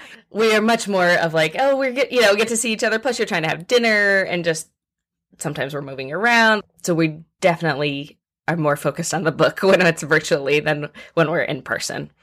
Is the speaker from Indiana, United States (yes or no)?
yes; Muncie, Indiana, United States; moved away as an adult; also born or lived in Tuscaloosa, Alabama; now in Louisville, United States; So I grew up in Indiana